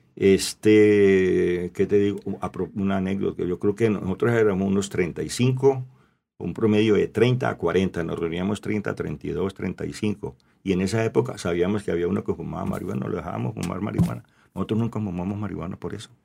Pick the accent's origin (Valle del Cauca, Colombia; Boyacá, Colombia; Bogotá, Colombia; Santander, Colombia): Valle del Cauca, Colombia; Cali; also born or lived in La Unión, Valle del Cauca / Roldanillo / United States; me vengo de Cali a los 16 años, me regreso para, mm. me vengo para la Unión cuatro años